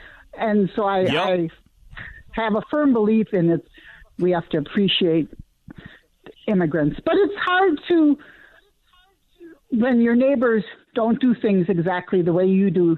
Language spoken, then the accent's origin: English; Bloomington, Minnesota, United States; also born or lived in South Dakota / Chicago; I grew up in Bloomington.